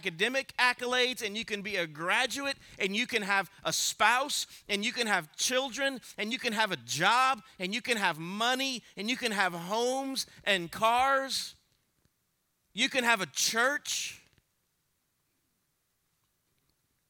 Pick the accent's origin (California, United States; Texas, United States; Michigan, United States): Texas, United States; Alice; I'm an American. I'm a Texan, praise God. I was born an Aletian, fancy talk, born in Alice